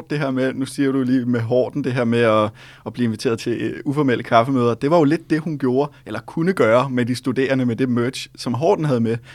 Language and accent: Danish; Thailand; now in Denmark; den lignede noget, jeg købte, øh, da jeg var lille i Thailand.